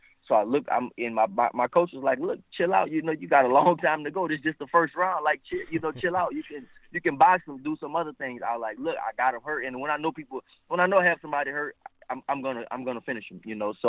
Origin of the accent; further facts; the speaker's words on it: United States; also born or lived in New Orleans, Louisiana / Houston, Texas; I'm from New Orleans / Houston